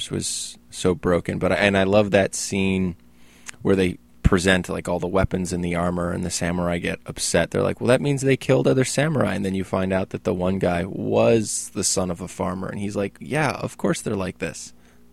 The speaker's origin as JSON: {"language": "English", "country": "United States", "said": "I'm an American"}